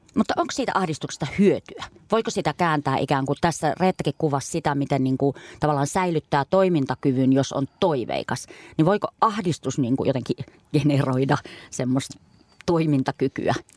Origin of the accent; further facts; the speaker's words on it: Kuusamo, North Ostrobothnia, Finland; mä oon Kuusamosta kotosi